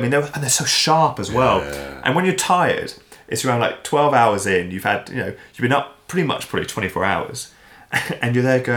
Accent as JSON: {"language": "English", "region": "England", "country": "United Kingdom", "said": "\"Hello, I'm …. I'm English, um"}